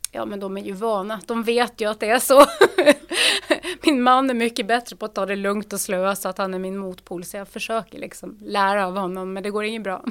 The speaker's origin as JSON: {"language": "Swedish", "area": "Lofoten", "region": "Nordland", "country": "Norway", "tie": "born or raised there", "second_language": "Swedish", "moved": "as an adult", "lives_now": "Uppsala, Sweden", "said": "Jag är född och uppvuxen i Lofoten i Nordnorge"}